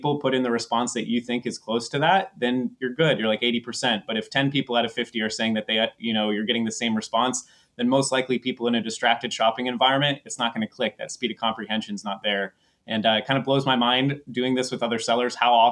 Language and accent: English; East Coast, United States; moved away; I grew up in the East Coast, and I haven't lived in the U.S. for a long time